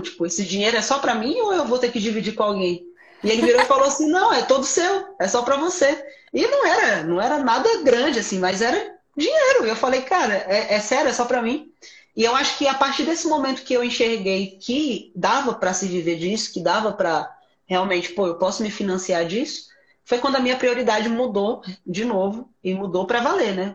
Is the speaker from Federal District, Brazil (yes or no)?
yes; Sobradinho, Federal District, Brazil; eu sou de Brasília, é, sou de Sobradinho, né, uma cidade satélite aqui de Sobradinho